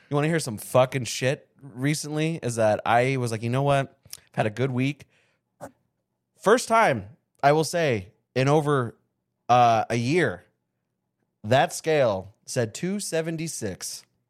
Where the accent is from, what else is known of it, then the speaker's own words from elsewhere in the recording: Avondale, Arizona, United States; also born or lived in California; From the fifth grade to the eighth grade, I grew up in Avondale, Arizona